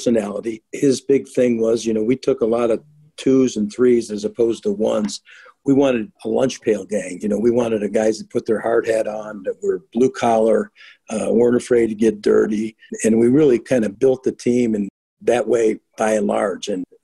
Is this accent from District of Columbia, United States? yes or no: no; Chicago, Illinois, United States; moved away; the 85 Bears, my hometown team